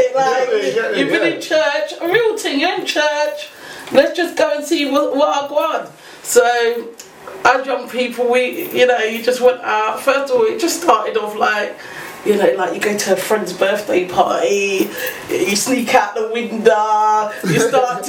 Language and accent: English; London, United Kingdom; We grew up in East London